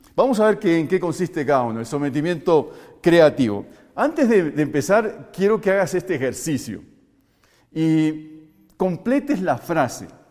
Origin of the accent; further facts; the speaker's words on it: Uruguay; moved away as an adult; now in Colombia; Soy uruguayo y aunque llevo 22 años más aquí en Colombia y me siento un colombiano